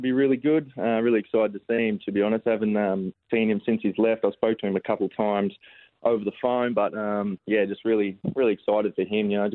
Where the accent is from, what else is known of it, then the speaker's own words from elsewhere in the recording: Goulburn Valley, around the Murray River, Victoria, Australia; now in Melbourne, Australia; growing up in the Goulburn around the Murray River